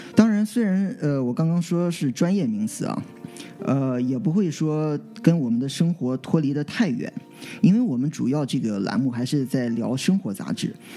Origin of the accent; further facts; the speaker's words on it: Qingdao, Shandong, China; moved away as an adult; 我从小到大这段时间呢， 都是在，呃， 就是青岛，其实我在家乡长大， 呃， 直到后来大学之后才出国